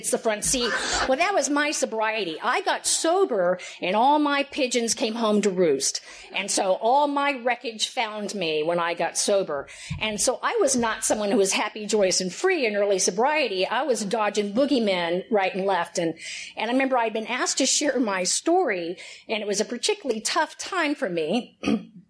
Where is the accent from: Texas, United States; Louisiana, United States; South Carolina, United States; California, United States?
Texas, United States; Houston; accent: twang; I am born and raised in Houston, Texas